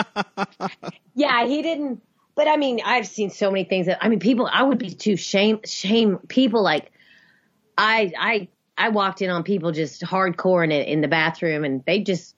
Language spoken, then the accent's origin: English; the South, United States; I grew up in the South.